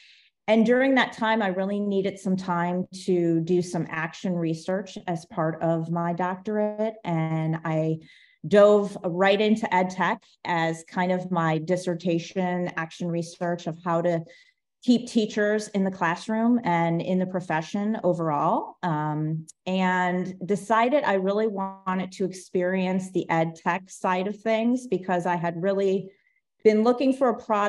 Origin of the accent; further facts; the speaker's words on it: Cleveland, Ohio, United States; moved away as an adult; also born or lived in Orlando, Florida; now in Florida, United States; I grew up in Cleveland, Ohio.